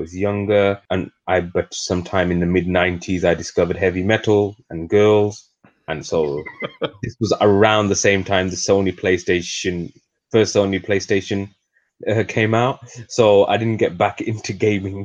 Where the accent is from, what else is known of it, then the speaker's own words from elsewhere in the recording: United Kingdom; I am what I would like to call myself, the atypical British person in general. I have a myriad of backgrounds